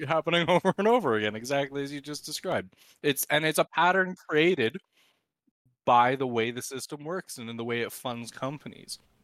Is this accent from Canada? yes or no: yes; Canada; I try to use every exchange in Canada available to me as a Canadian